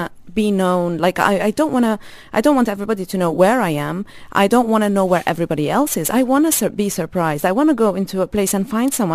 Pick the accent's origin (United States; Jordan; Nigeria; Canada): Jordan; now in UAE; I'm Palestinian. I grew up in Jordan